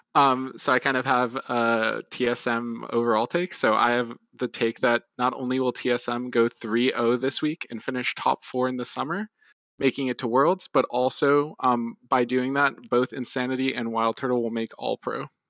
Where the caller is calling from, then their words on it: Tampa, Florida, United States; I'm calling from Tampa, Florida